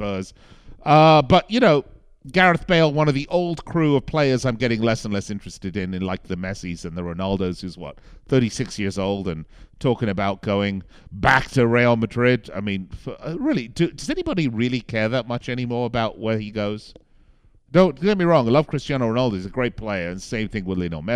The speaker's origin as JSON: {"language": "English", "country": "United Kingdom", "said": "I'm British"}